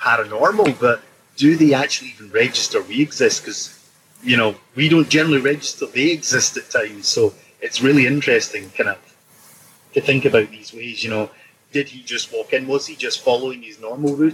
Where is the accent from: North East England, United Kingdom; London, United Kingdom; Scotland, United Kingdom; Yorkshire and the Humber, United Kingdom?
Scotland, United Kingdom; as a Scotsman, we're blunt individuals